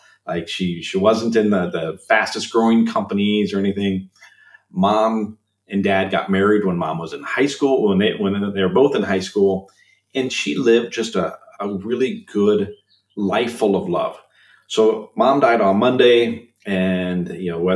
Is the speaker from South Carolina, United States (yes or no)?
no; Illinois, United States; moved away as an adult; now in Minnesota, United States; I'm originally from Illinois. I moved to Minnesota.